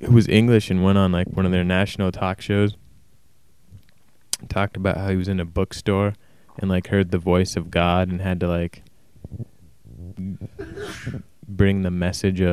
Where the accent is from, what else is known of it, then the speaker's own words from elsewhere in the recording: United States; as an American